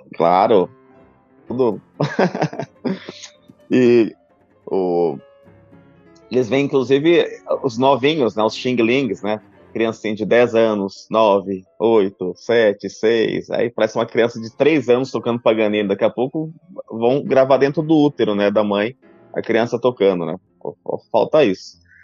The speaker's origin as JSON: {"language": "Portuguese", "town": "São José do Rio Preto", "region": "São Paulo", "country": "Brazil", "tie": "born or raised there", "said": "Minha história começou na minha cidade natal, em São José do Rio Preto"}